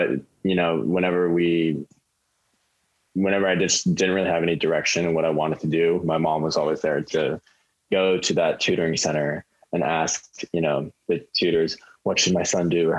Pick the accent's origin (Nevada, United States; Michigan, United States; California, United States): California, United States; Palos Verdes; I grew up in Palos Verdes in Southern California